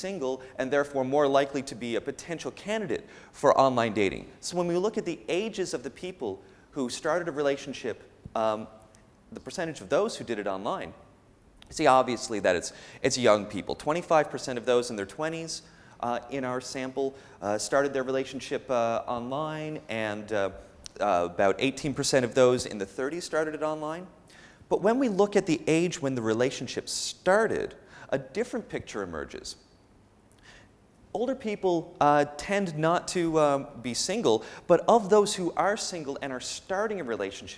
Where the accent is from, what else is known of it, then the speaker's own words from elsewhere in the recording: Canada; moved away; I'm from North America. I'm from Canada